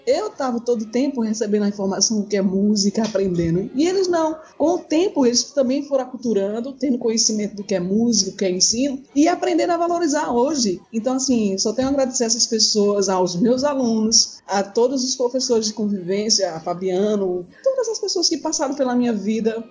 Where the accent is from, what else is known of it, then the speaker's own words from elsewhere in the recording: São Caetano, Pernambuco, Brazil; de onde eu venho